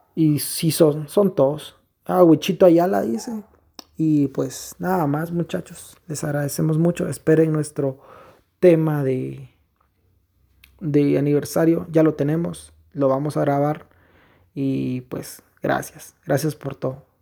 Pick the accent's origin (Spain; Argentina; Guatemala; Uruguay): Guatemala; en mi país, en nuestro país, Guatemala